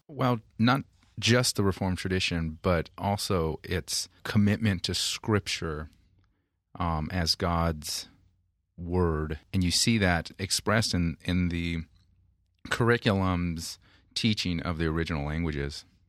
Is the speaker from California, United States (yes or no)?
yes; Modesto, California, United States; now in San Diego, United States; Modesto, California